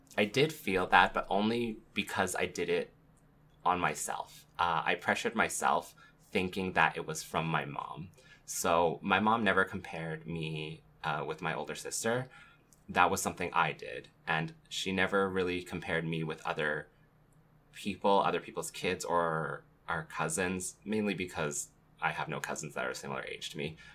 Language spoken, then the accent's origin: English; Canada; life growing up in Canada